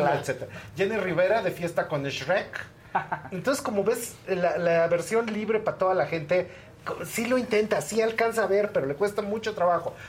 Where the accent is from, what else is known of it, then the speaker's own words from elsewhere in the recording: Mexico; para nosotros como mexicanos